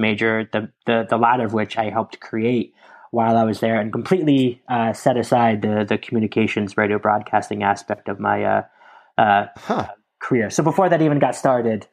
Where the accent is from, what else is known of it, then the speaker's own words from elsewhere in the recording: Lisbon, Connecticut, United States; I grew up in a small town that no one has ever heard of, called Lisbon, Connecticut